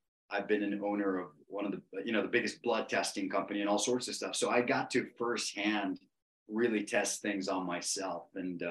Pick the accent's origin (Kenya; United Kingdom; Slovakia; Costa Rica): Costa Rica; I'm from Costa Rica